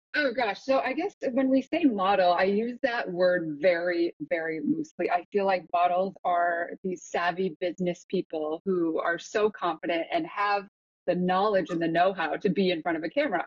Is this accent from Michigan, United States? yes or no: yes; Grand Rapids, Michigan, United States; also born or lived in Seoul, South Korea; So I was born in Seoul and then I flew from Seoul to Detroit, Michigan, and drove across the country to where I inevitably grew up, which was Grand Rapids